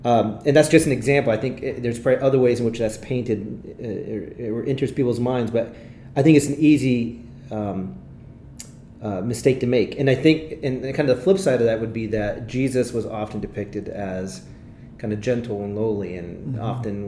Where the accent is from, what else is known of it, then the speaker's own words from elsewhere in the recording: Italy; English is a second language; I grew up overseas, and I think if you listen to episode 3 or 4, you'd get more of my bio, but I grew up in Italy. My parents were missionaries there